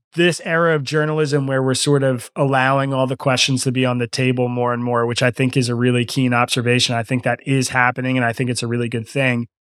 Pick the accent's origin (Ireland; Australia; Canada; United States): United States; Lower Bucks County, Pennsylvania; also born or lived in Philadelphia, Pennsylvania; I grew up in Lower Bucks County, which is a bellwether county.